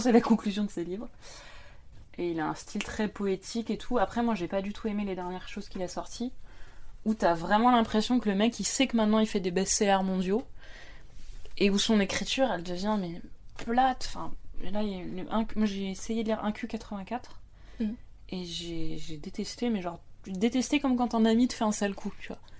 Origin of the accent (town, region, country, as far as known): France; accent: French accent (in English)